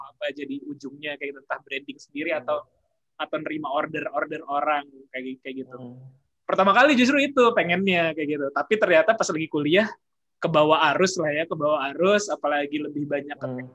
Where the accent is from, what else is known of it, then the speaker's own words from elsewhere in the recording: Jakarta, Indonesia; saya kan besar lahiran besar di Jakarta lahiran besar di Jakarta lalu saya pindah ke Bandung untuk kuliah